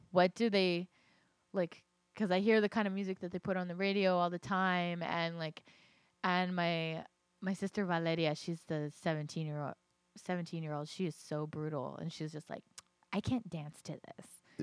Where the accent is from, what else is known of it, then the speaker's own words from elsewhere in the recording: Los Angeles, California, United States; moved away as an adult; now in Virginia, United States; I'm from Los Angeles, but all of my blood is Latina.